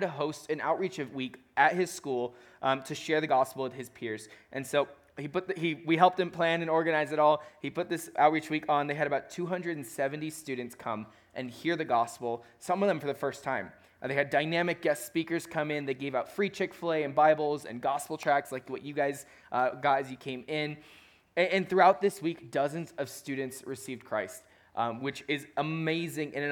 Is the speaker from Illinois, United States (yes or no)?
yes; Chicago, Illinois, United States; I'm from Chicago.